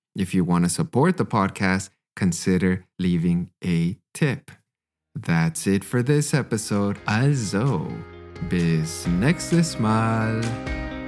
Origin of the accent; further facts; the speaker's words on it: Western Canada, Canada; moved away as an adult; also born or lived in Hanover, Germany; now in Freiburg, Germany; I'm originally from Canada. I've been living in Germany for about six years now